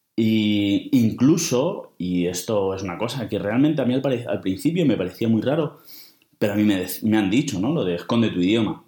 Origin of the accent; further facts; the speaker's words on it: Toledo, Castilla-La Mancha, Spain; moved away; yo nací en Toledo, pero mis padres eran de Talavera